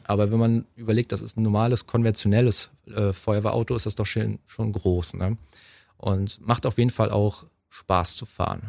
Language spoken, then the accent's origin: German; Waren, Mecklenburg-Vorpommern, Germany; In meiner Heimatstadt waren Müritz